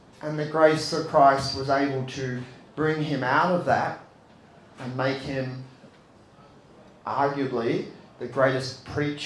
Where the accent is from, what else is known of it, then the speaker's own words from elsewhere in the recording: Australia; As young Australian Catholics